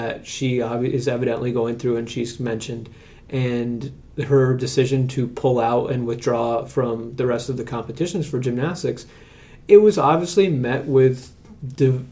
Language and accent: English; United States